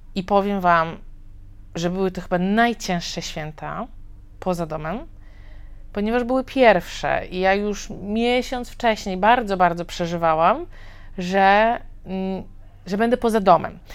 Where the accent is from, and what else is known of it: Poland; moved away as an adult; also born or lived in China / Thailand / Mexico